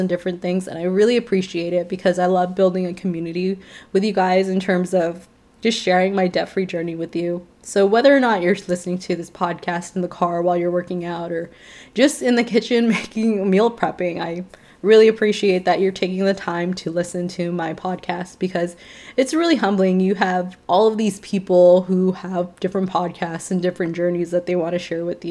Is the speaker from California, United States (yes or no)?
no; Chicago, Illinois, United States; moved away; I was raised in Chicago